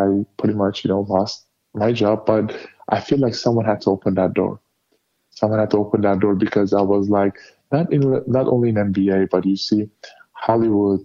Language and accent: English; Turkey; now in United States; my home country, Turkey